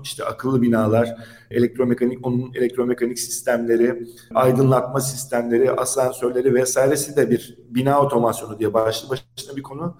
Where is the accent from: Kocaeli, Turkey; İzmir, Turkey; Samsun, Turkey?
Samsun, Turkey; now in Istanbul, Turkey; 77 Samsun doğumluyum.